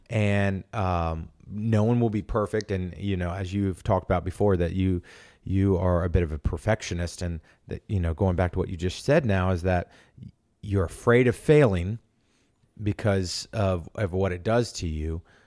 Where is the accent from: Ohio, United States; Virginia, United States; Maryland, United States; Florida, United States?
Virginia, United States; Norfolk; moved away as an adult; also born or lived in Atlanta, Georgia; I'm from Norfolk, Virginia